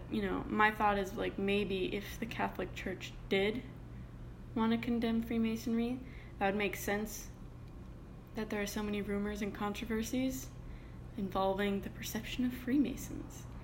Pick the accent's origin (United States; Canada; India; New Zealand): Canada